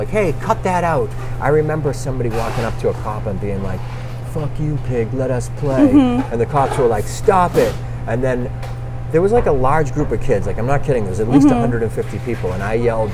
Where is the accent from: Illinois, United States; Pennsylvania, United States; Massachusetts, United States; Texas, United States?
Massachusetts, United States; Revere; also born or lived in Saugus, Massachusetts / Southern California; I grew up in Revere and Saugus, and with the exception of living in Southern California and going to college